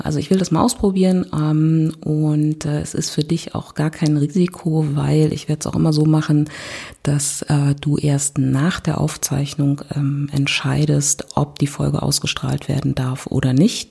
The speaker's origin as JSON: {"language": "German", "region": "Berlin", "country": "Germany", "said": "ich komme aus Berlin"}